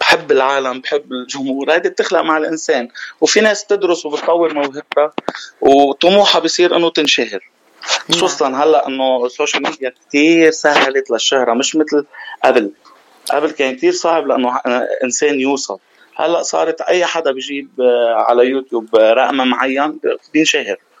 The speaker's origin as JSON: {"language": "Arabic", "town": "Ain el Kharroubeh", "region": "Mount Lebanon", "country": "Lebanon", "tie": "born or raised there", "moved": "yes", "lives_now": "Dubai, United Arab Emirates", "said": "انا ابن جبل لبنان"}